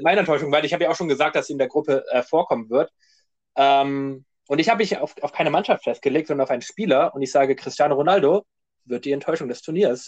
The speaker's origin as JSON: {"language": "German", "country": "Germany", "said": "wir sind ja, kommen wir aus Deutschland"}